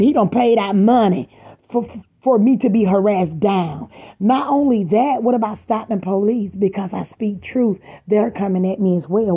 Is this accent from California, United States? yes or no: no; Georgia, United States; now in Stockton, United States; I'm the girl from Georgia.